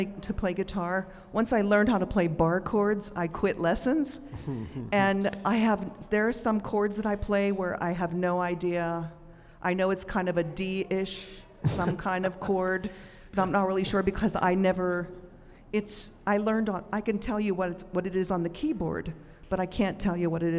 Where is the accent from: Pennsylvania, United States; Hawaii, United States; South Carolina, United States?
Pennsylvania, United States; Pittsburgh; Pittsburgh, my hometown.